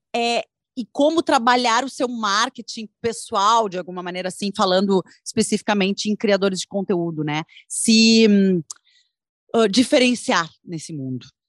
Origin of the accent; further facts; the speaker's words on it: Brazil; eu, como brasileira